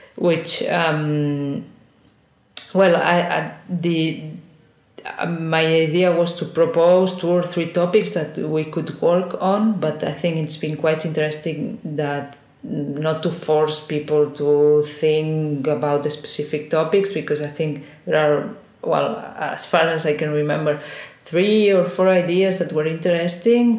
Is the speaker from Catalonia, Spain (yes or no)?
yes; Girona, Catalonia, Spain; English is a second language; moved away as an adult; also born or lived in Barcelona / Valencia; I'm originally from Girona, which is a small city one hour from